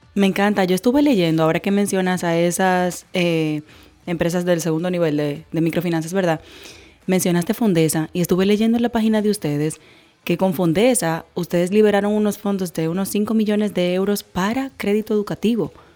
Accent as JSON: {"language": "Spanish", "country": "Dominican Republic", "said": "como ciudadana dominicana"}